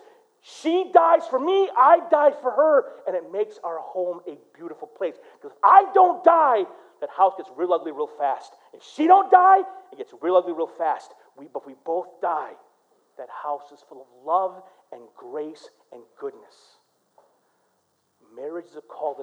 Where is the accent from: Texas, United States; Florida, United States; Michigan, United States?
Michigan, United States; Flint; I grew up in Flint